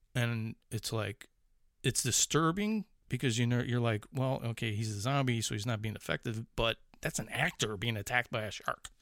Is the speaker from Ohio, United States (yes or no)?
no; Chicago, Illinois, United States; accent: Chicago; moved away; It's like that fucking Chicago accent still coming out